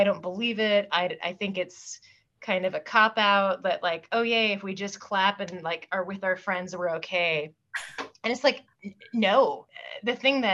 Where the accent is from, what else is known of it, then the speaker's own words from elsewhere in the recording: Pacific Northwest, United States; moved away; also born or lived in Washington, D.C.; I grew up in the Pacific Northwest